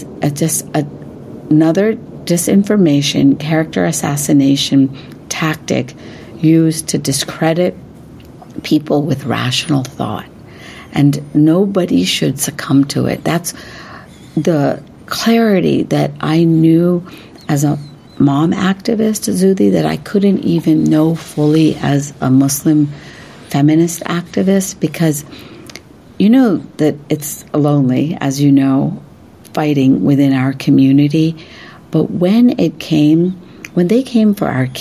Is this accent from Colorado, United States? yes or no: no; West Virginia, United States; I grew up in West Virginia